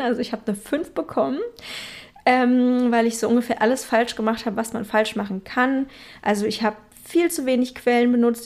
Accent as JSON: {"language": "German", "region": "Berlin", "country": "Germany", "tie": "born or raised there", "moved": "yes", "said": "in meiner Heimatstadt Berlin"}